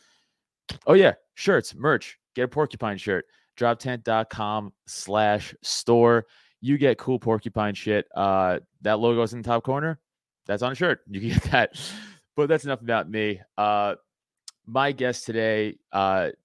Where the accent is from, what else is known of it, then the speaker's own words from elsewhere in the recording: New York, United States; now in Philadelphia area, United States; I'm a New Yorker. I live outside of Philly now